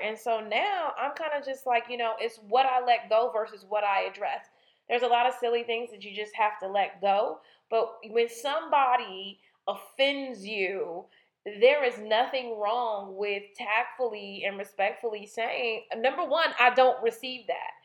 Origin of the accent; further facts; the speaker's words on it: Inglewood, California, United States; I grew up in Inglewood